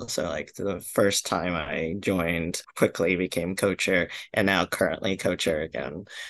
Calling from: Manhattan, New York, United States; I'm calling in from Manhattan, or also known as the Lenape land

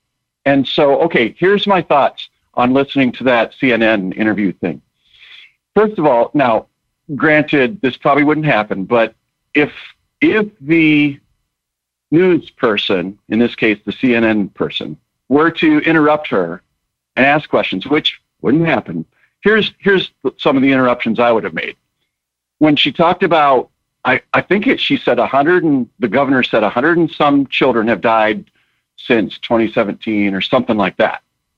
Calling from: Eau Claire, Wisconsin, United States; I am calling from Eau Claire, Wisconsin.

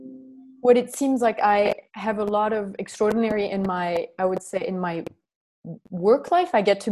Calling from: Crete, Greece; I'm calling from Crete, and it's not wintry.

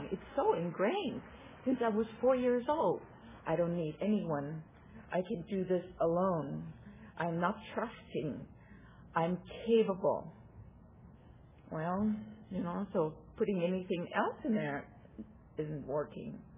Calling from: Santa Rosa, California, United States; I'm a compulsive overeater. And I'm coming here from Santa Rosa, California.

